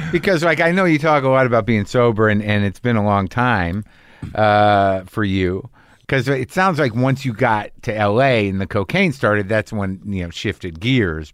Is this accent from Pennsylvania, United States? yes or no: no; New Mexico, United States; I grew up in New Mexico